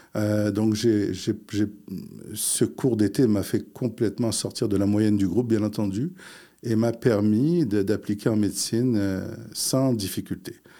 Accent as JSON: {"language": "French", "region": "Quebec", "country": "Canada", "tie": "born or raised there", "also_born_or_lived": "Morocco", "said": "je suis arrivé euh, euh, du Maroc. J'avais 4 ans. Euh, donc, j'ai fait toute ma scolarité ici"}